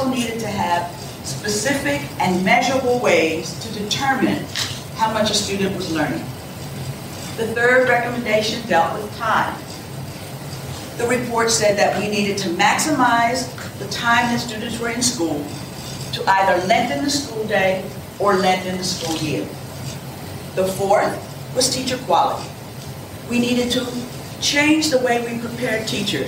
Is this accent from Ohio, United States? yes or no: no; Chester, Pennsylvania, United States; I was born in Chester, Pennsylvania, in a city, an urban city very much like parts of Tampa. I attended urban schools most of my life